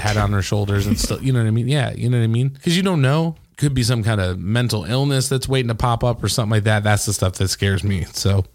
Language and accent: English; Traverse City, Michigan, United States; that's my town